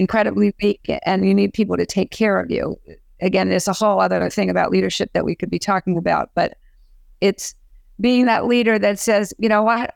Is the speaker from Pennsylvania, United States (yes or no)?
yes; Philadelphia, Pennsylvania, United States; I lived, I grew up in Philadelphia, and so I knew how to dance.